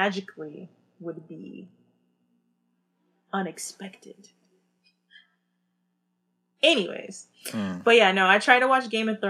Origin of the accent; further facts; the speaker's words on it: Bay Area, California, United States; we're from the Bay Area